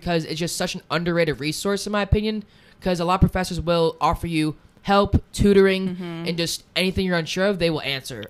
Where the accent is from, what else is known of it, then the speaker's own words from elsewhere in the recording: West Caldwell, New Jersey, United States; moved away as an adult; now in Blacksburg, United States; I am a nanoscience major at Virginia Tech, going into my third year here, and I'm from West Caldwell, New Jersey, which is about 18 miles from Manhattan, New York.